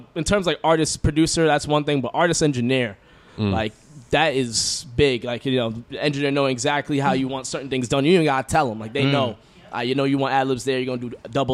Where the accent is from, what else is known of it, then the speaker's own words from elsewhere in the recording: Boston, Massachusetts, United States; I grew up in Rosendale